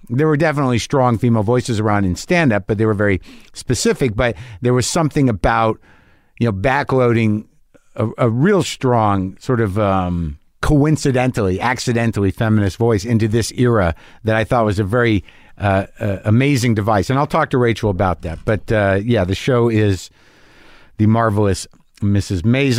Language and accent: English; New Jersey, United States; Yeah, I didn't grow up around Chicago Jews, but I grew up around New Jersey Jews.